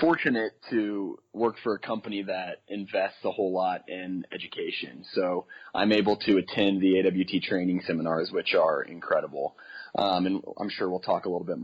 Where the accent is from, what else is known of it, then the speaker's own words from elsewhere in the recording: Kansas City, United States; moved away as an adult; also born or lived in Des Moines, Iowa; now in Colorado, United States; I grew up in Kansas City